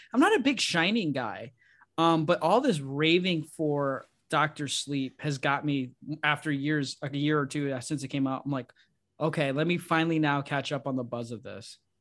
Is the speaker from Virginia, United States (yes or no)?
no; Illinois, United States; moved away; I'm from Illinois, Haddonfield in Illinois